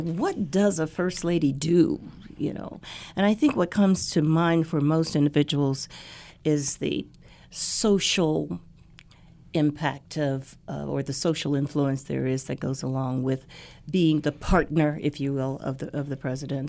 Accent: Dayton, Ohio, United States; Dayton, Ohio is uh, is my hometown

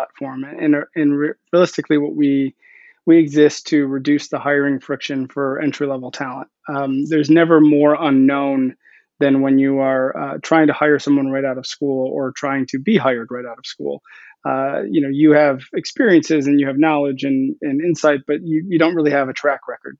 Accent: Milwaukee, Wisconsin, United States; I'm from Milwaukee. I was living in Milwaukee at the time

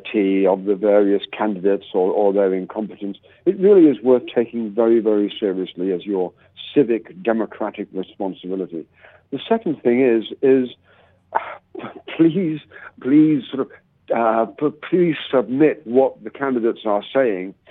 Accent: Scotland, United Kingdom; I'm a Scottish origin

